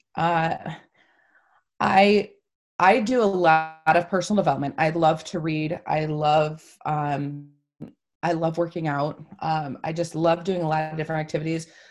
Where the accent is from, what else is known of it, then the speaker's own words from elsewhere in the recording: Toledo, Ohio, United States; also born or lived in Holland, Michigan; I am from Toledo, Ohio